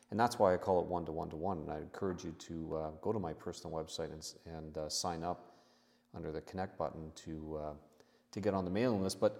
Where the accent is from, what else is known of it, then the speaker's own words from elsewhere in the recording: Canada; I'm a Canadian tax expert who has over 30 years of experience at a specialist level dealing with Canada US tax matters for the private client.